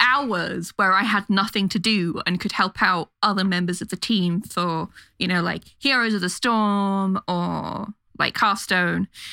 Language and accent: English; London, United Kingdom; London, my hometown